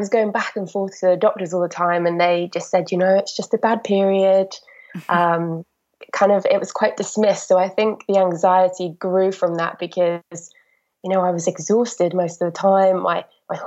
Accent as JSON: {"language": "English", "region": "Wales", "country": "United Kingdom", "moved": "as an adult", "lives_now": "London, United Kingdom", "said": "I'm obviously from Wales"}